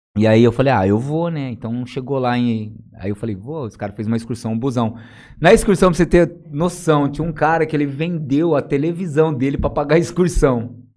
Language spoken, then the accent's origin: Portuguese; São José do Rio Preto, São Paulo, Brazil; also born or lived in Jales; Eu nasci na cidade de Jales mesmo, né? Eu nasci aqui é, na Santa Casa de Misericórdia. E fui criado na Vila União de Jales aqui, né? Até os oito anos de idade. E aí depois eu fui para São José do Rio Preto, na Zona Norte lá.